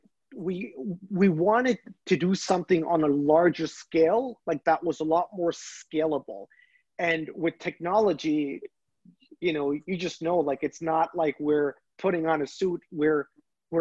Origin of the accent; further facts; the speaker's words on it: Pakistan; now in Canada; originally I'm from Pakistan.